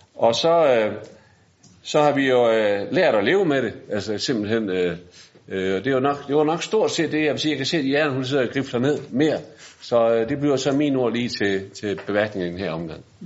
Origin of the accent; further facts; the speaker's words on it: Bramming, Southern Denmark, Denmark; Jeg kommer fra Bramming